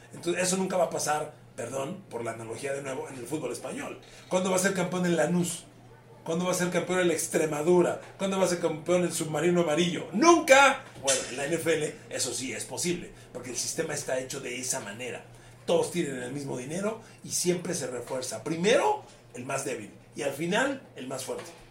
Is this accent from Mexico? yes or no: yes; Ecatepec, State of Mexico, Mexico; como soy de Catepec, pues en mi colonia viento el barrio